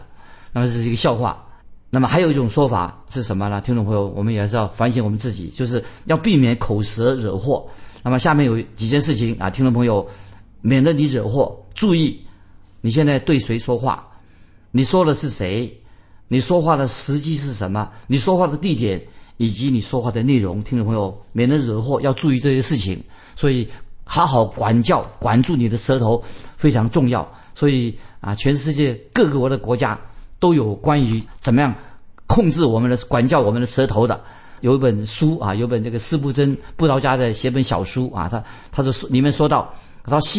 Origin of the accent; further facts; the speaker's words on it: China; 那我们中国人更多了，关于这个说言多必失，一言既出，驷马难追